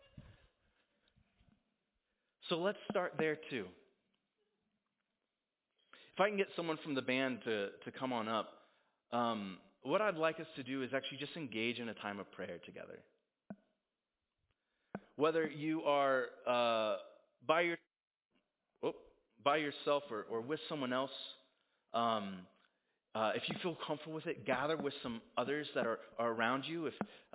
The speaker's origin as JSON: {"language": "English", "country": "United States", "said": "as an American"}